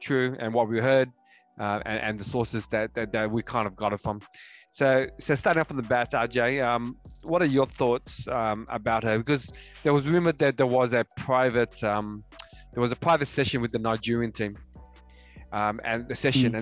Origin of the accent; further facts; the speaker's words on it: Australia; We're from Australia